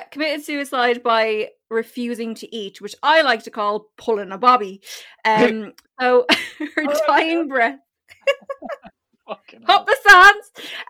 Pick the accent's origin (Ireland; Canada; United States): Ireland; Wexford, Leinster; I'm from Wexford.